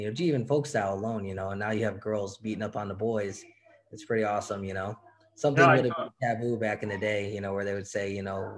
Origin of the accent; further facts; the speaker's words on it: Illinois, United States; I'm from Illinois. And being from Illinois, we have a chip on our shoulder.